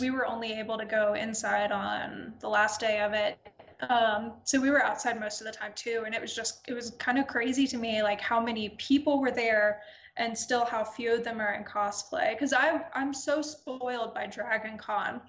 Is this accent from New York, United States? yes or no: no; Atlanta, Georgia, United States; moved away; I'm from Atlanta originally